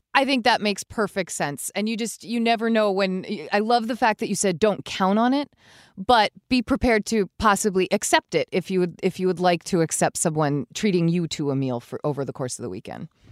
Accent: Vermont, United States; We're from Vermont.

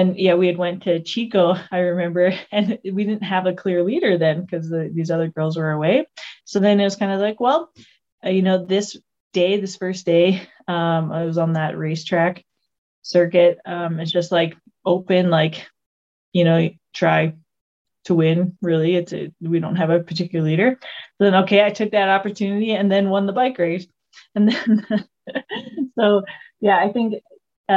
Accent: Alberta, Canada; moved away as an adult; also born or lived in Vancouver, British Columbia; I'm from a small little town in Canada, Alberta, Canada.

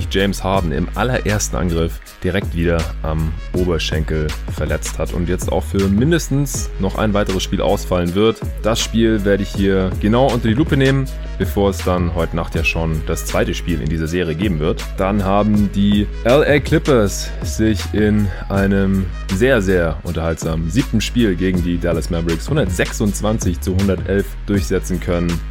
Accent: Stuttgart, Baden-Württemberg, Germany; wegen denen ich jetzt hier auch gerade in meiner alten Heimat in Stuttgart bin

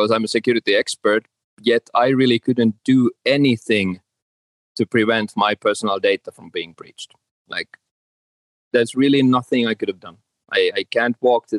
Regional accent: Finland; I'm from Finland

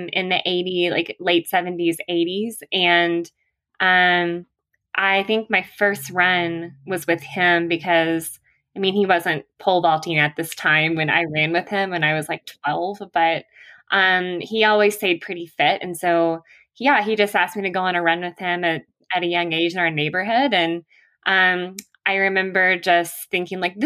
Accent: the South, United States; moved away as an adult; now in Flagstaff, United States; I am a Southerner

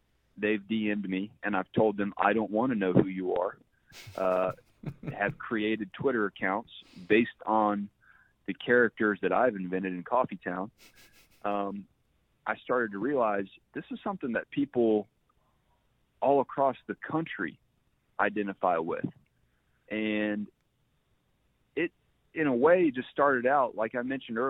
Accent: Georgia, United States; growing up in Georgia

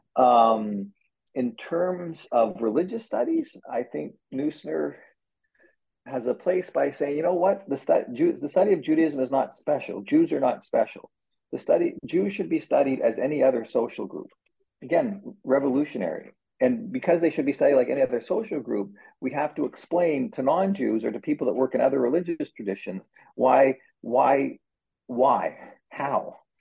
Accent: Canada; now in United States; as a Canadian

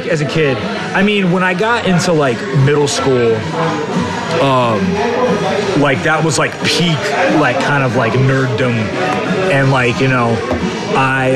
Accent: Richmond, Virginia, United States; I was born in Richmond, Virginia in 1989

